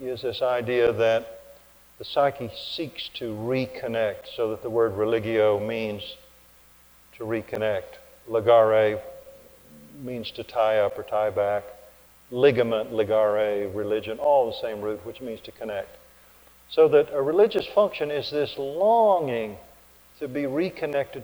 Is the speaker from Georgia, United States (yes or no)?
no; Oklahoma, United States; accent: Oklahoma; my Oklahoma accent